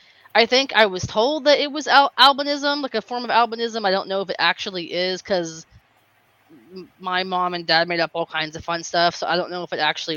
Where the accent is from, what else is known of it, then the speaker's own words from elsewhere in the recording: the South, United States; I grew up in the South. And I am Hispanic, but I'm white passing.